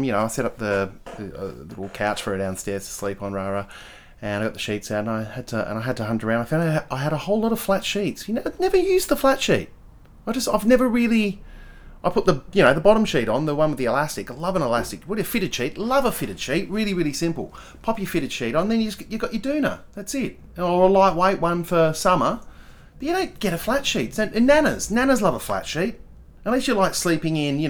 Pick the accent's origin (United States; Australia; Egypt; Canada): Australia; Adelaide, South Australia; also born or lived in Perth, Western Australia / Melbourne, Victoria; I say I'm from Adelaide, but I'm actually from Perth. I was born in Melbourne. We moved to Perth, I think within a month or something. And I was raised there until I was like 11. And then we moved... No, not 11, 10. And then we moved to Adelaide.